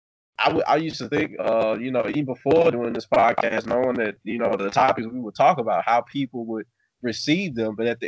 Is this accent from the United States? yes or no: yes; Natchez, Mississippi, United States; I grew up in Natchez, Mississippi